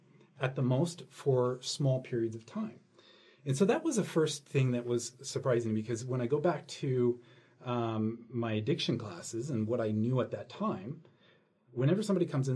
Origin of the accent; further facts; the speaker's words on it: San Francisco, California, United States; I'm from San Francisco area